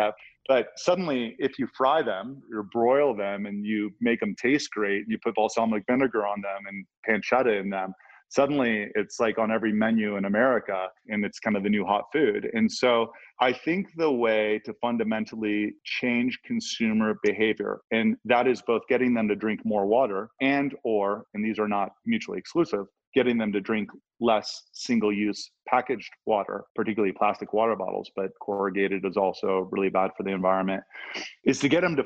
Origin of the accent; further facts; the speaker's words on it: Ohio, United States; I'm from Ohio